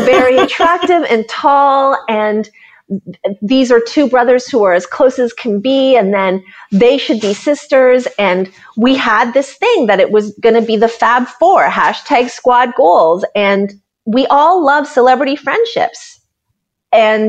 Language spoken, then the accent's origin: English; Canada; as a Canadian